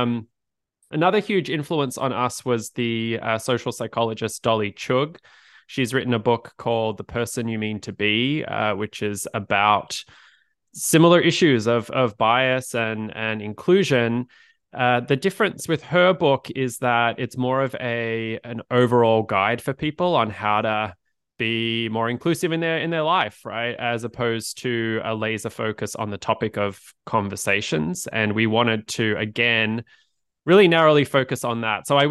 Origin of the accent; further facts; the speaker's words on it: Australia; moved away as an adult; now in United States; as you could probably tell by my accent, I'm originally from Australia, moved to the US about a decade ago